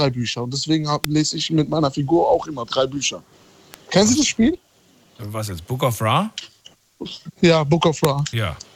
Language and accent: German; Mannheim, Baden-Württemberg, Germany; Ja, hallo … von Mannheim.